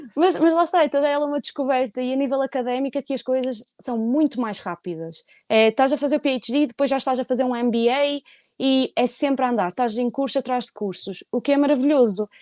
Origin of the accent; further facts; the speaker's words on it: Portugal; moved away as an adult; eu sou de Portugal